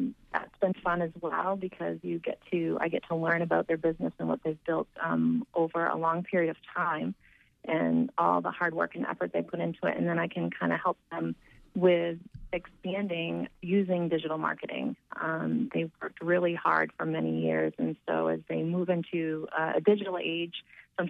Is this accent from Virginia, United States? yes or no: no; Down East, Maine, United States; I grew up in Down East, Maine